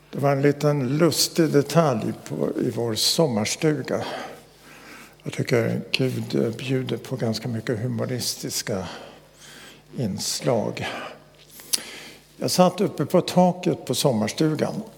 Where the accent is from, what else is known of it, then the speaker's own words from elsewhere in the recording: Västerbotten County, Sweden; När jag växte upp i Västerbotten